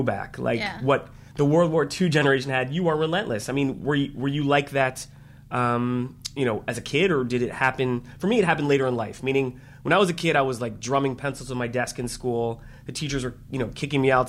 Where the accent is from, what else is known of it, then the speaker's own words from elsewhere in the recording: Baltimore, Maryland, United States; I grew up in the Baltimore area